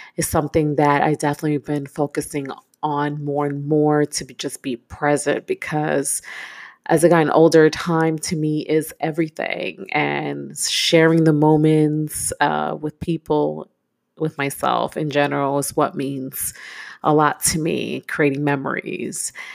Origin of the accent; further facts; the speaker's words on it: New York City, New York, United States; I'm a New Yorker myself. I'm from Brooklyn, born and raised